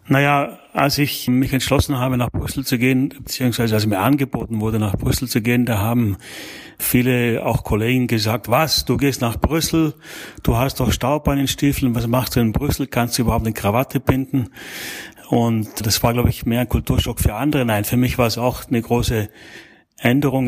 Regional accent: South Tyrol, Trentino-Alto Adige, Italy; also born or lived in Germany; now in Belgium; Ich bin gebürtig aus, aus Südtirol, ja. Also ich bin sozusagen in Italien geboren und dann, wie man modern sagen würde, ethnischer Österreicher und ein angelernter Deutscher.

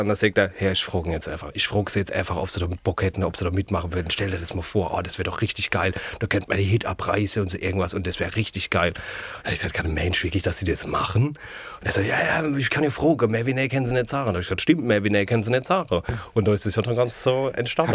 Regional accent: Ludwigshafen, Rhineland-Palatinate, Germany; accent: Palatine (Pfälzisch); also born or lived in Mannheim; aus der Pals

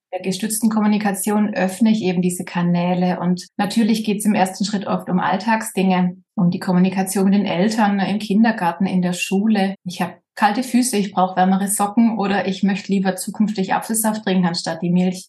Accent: Baden-Württemberg, Germany; accent: Swabian; Ich komme aus Süddeutschland, Baden-Württemberg, hört man vielleicht manchmal an meinem Akzent, wenn es schwäbisch wird.

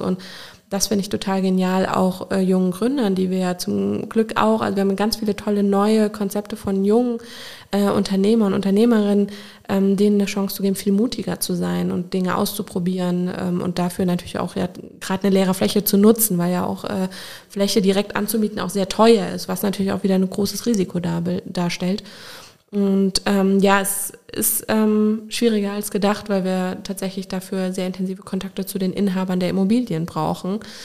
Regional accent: Koblenz, Rhineland-Palatinate, Germany; also born or lived in Brodenbach / Remagen; bin ich in Koblenz groß geworden

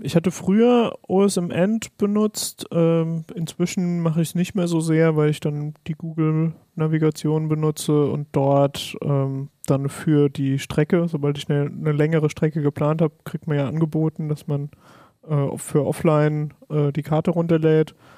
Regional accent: Palatinate Forest, Rhineland-Palatinate, Germany; ich komme zum Beispiel aus dem Pfälzerwald

